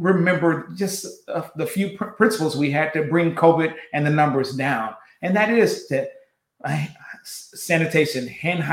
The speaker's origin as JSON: {"language": "English", "region": "West Coast", "country": "United States", "said": "I'm from the West Coast"}